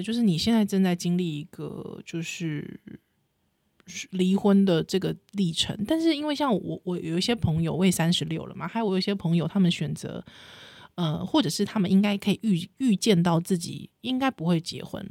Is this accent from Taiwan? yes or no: yes; New Taipei, Taiwan; 我是台北人，就是新，新北市人